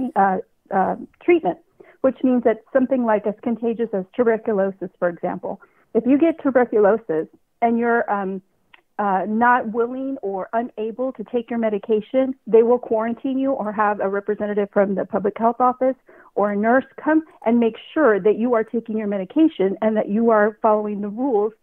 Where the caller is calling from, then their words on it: California, United States; I'm calling from California